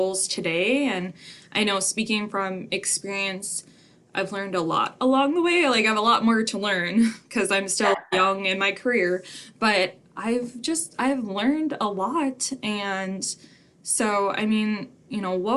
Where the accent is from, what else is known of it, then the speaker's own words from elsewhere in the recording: Richardton, North Dakota, United States; now in Mandan, United States; I grew up in a small town of like 600, 800